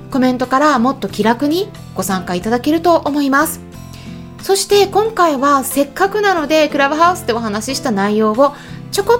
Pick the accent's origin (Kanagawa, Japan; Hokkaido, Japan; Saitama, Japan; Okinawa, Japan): Hokkaido, Japan; born there; also born or lived in Hong Kong; まあ北海道生まれなんですけれどもね第二の故郷ということで香港に4年間おりましてで一応帰国子女なんですね